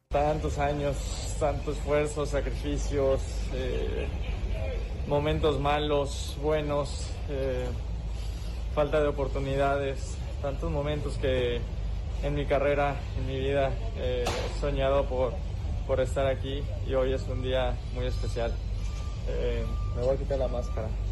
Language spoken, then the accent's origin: Spanish; Mexico; mi país